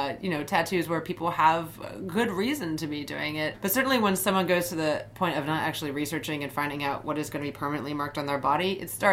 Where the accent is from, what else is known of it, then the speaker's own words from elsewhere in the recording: United States; As Japanese American, I've been called Oriental on a number of occasions.